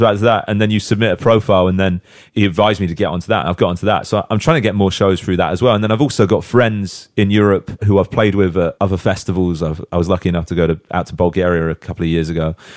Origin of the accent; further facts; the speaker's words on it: Southampton, South East England, United Kingdom; in Southampton. Like, that's my hometown